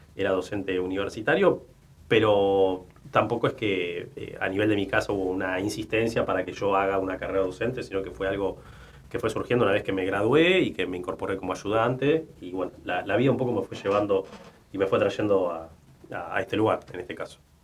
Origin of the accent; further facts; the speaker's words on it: Argentina; De aquella ola inmigratoria eh, que, tuvo nuestro país. mi abuelo, mis abuelos nacieron en España